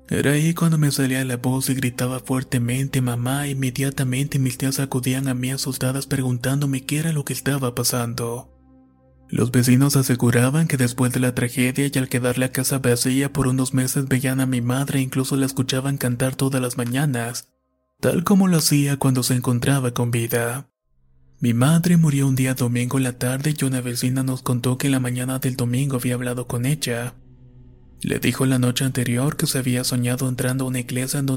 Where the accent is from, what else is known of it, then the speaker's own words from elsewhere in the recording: Manizales, Caldas, Colombia; Soy de Manizales, Colombia y estas son tres experiencias que he vivido a lo largo de mi vida.